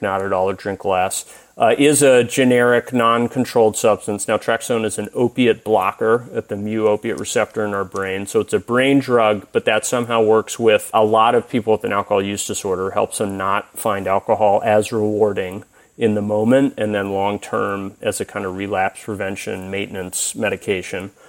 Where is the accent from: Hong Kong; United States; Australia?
United States; Tennessee; moved away; I'm originally from Tennessee